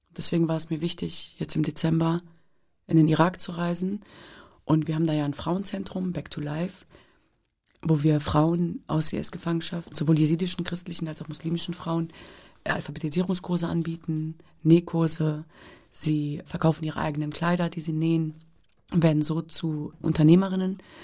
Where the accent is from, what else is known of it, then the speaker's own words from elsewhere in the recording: Hanover, Lower Saxony, Germany; ich bin in Deutschland geboren und aufgewachsen